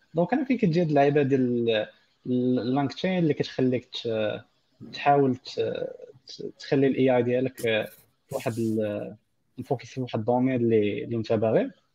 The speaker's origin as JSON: {"language": "Arabic", "country": "Morocco", "said": "للدارجه المغربيه ديالنا"}